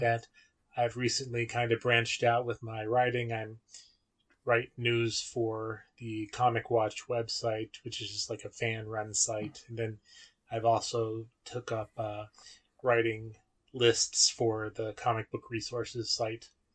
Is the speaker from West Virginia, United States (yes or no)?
yes; West Virginia, United States; moved away; I'm originally from West Virginia